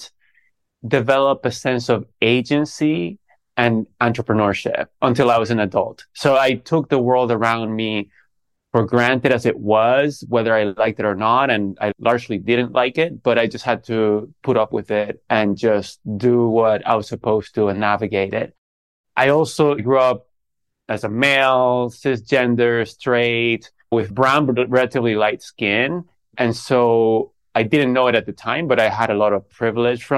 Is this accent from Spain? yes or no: no; Caracas, Capital District, Venezuela; I grew up in Caracas, Venezuela